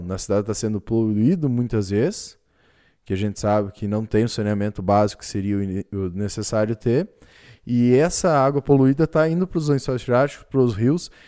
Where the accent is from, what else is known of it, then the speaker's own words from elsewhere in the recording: Brazil; como brasileiros